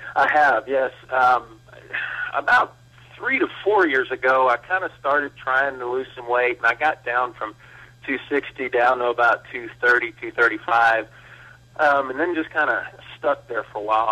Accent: Blanco, Texas, United States; I grew up in Blanco, Texas, a small town

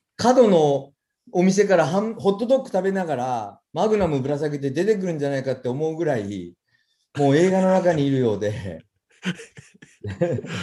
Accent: Sasebo, Nagasaki, Japan; now in Aichi, Japan; あの長崎県の佐世保で生まれて

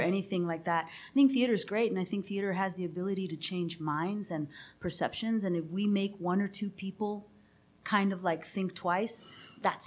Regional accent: Texas, United States; I'm Texan.

